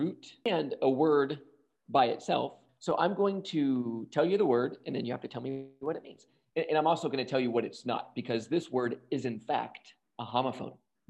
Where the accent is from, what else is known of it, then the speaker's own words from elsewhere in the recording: the South, United States; I'm from the South